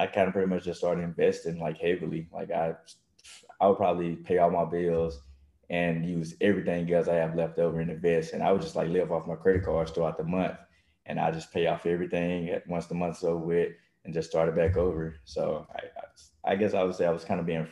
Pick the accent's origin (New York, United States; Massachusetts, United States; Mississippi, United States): Mississippi, United States; moved away as an adult; now in Texas, United States; I'm from Mississippi. So I came, actually moved out to Texas for a track